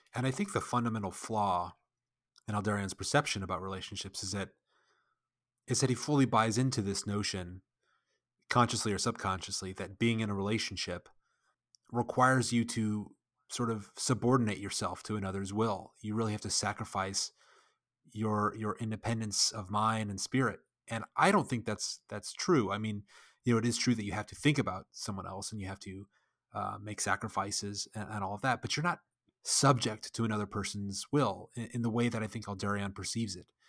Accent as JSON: {"language": "English", "country": "United States", "said": "I'm an American"}